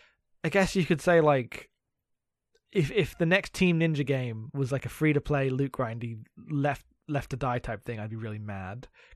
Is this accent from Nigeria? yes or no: no; London suburbs, United Kingdom; I'm from England.